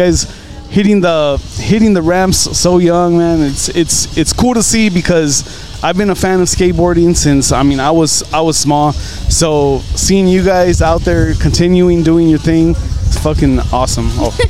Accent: Elsa, Texas, United States; That's actually where we're from. We're from Elsa

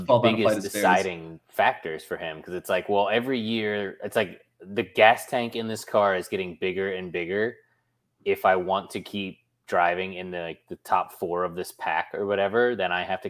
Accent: United Kingdom; very influential in my country. I'm British.

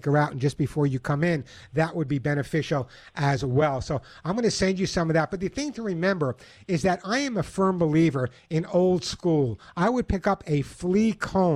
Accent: New York, United States; I grew up in New York my whole life.

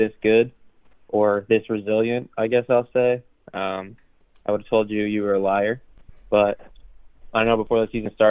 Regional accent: Connecticut, United States; my home state

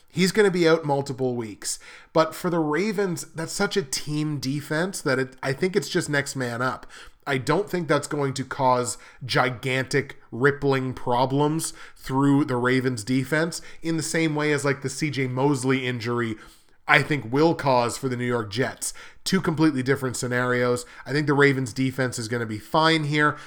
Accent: Canada; I'm Canadian

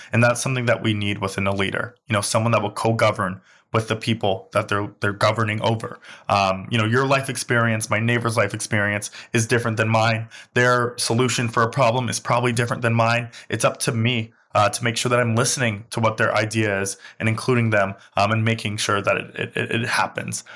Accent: New York City, New York, United States; I grew up in Crown Heights

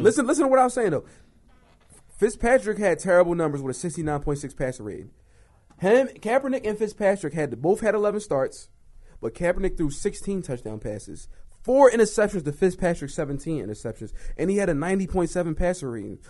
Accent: Philadelphia, Pennsylvania, United States; we're from Philly

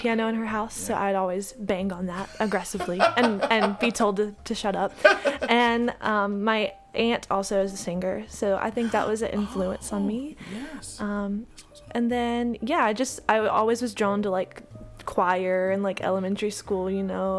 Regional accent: Lillington, North Carolina, United States; moved away as an adult; now in New York City, United States; I grew up in Lillington, North Carolina. It's a very small town outside of Raleigh

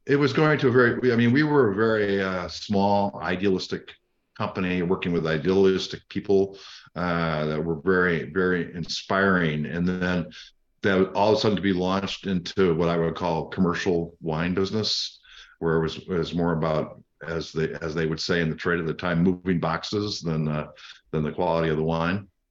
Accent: Illinois, United States; also born or lived in Wisconsin; now in Southern Oregon, United States; I grew up, uh, in the, on the border of, uh, Illinois and Wisconsin around dairy farms

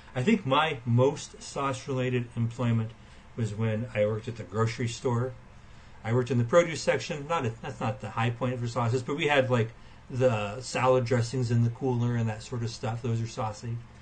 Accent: Western Illinois, United States; I am from Western Illinois

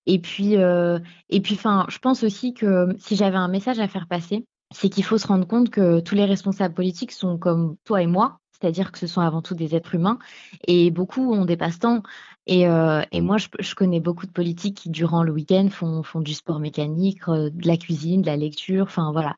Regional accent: Beauvais, Hauts-de-France, France; je suis originaire de Beauvais

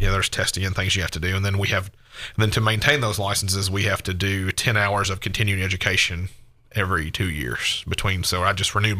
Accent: Hendersonville, Tennessee, United States; now in Gallatin, United States; I've lived here my entire life. Born and raised in Hendersonville

